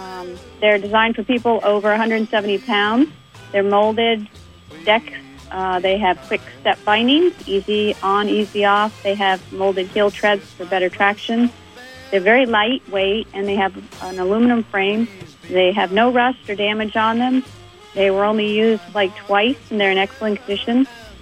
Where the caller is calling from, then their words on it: Franklin, Vermont, United States; I'm calling from Franklin.